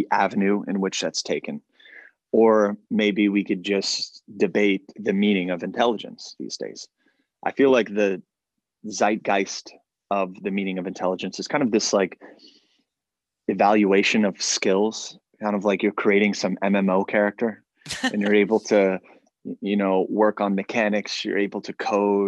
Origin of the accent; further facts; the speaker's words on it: United States; as an American